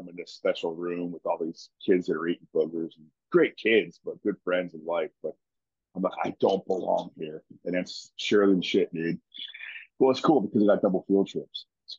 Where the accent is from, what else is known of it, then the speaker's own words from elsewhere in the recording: Roxbury, New Jersey, United States; I'm from New Jersey, God's country. You know that place called Roxbury, yeah, New Jersey.